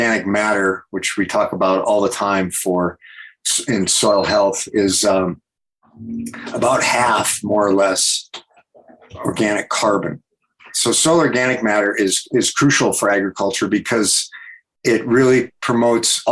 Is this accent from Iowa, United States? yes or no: yes; Iowa, United States; also born or lived in California; now in Wyoming, United States; I grew up in Iowa on a corn and soybean and beef cow farm.